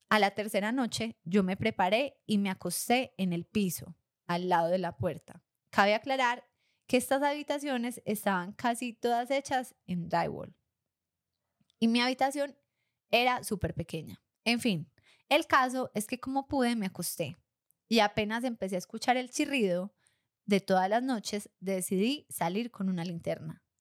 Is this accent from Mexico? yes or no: no; Armenia, Quindío, Colombia; also born or lived in Argentina; cuando llegué de Argentina viví un año en Armenia, mi ciudad de origen?